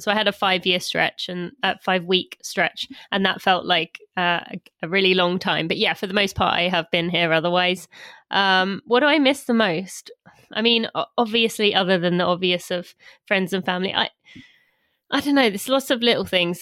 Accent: about twenty miles from London, England, United Kingdom; moved away as an adult; now in United States; London is twenty miles from where my parents live where I was from

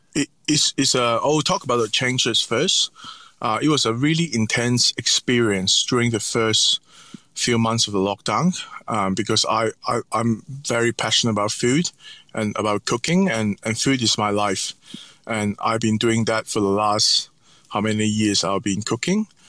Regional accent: Hong Kong; also born or lived in North America / Italy; now in Sydney, Australia; growing up in Hong Kong

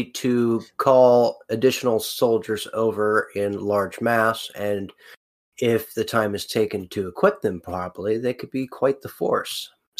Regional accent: California, United States; Sorry, I'm a Californian.

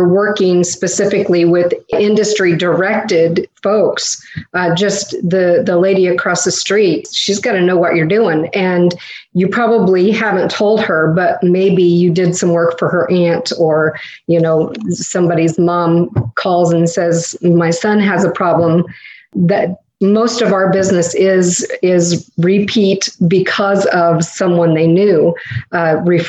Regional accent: Indiana, United States; now in Florida, United States; We're from Indiana, transported to Florida

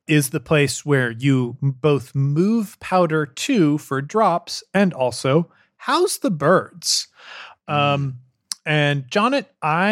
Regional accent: Colorado, United States; I'm from Colorado.

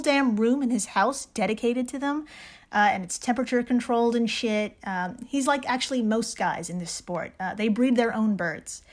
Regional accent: New York, United States; as a New Yorker

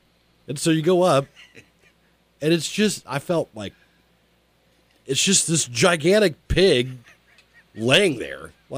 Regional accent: Kokomo, Indiana, United States; growing up in Howard County

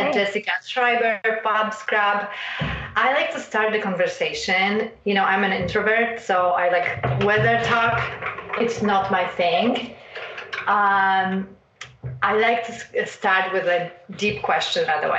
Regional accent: Poland; moved away; growing up in Poland

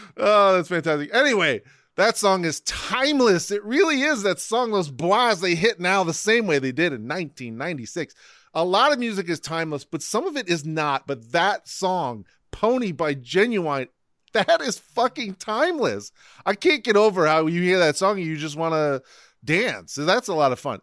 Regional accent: Ohio, United States; moved away as an adult; now in New York, United States; born and raised in Ohio

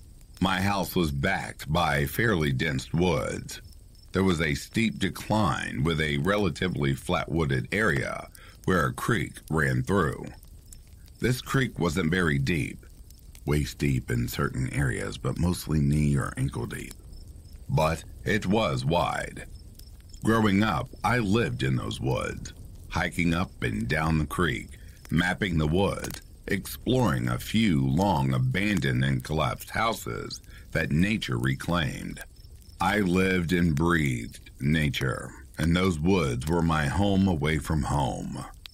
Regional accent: Ohio, United States; I grew up in the Midwest, Ohio to be more specific. The town, village as we grew up calling it, was not large by any means, around 40 to 50 people at most.

